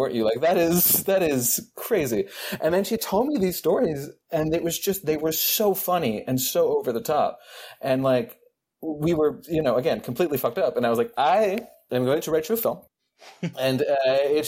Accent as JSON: {"language": "English", "country": "Denmark", "tie": "born or raised there", "said": "I grew up in the Danish film industry."}